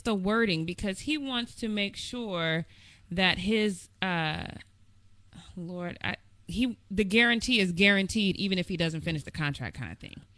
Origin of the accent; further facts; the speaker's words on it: Denver, Colorado, United States; I'm from the Mile High City. That's where I was born and bred.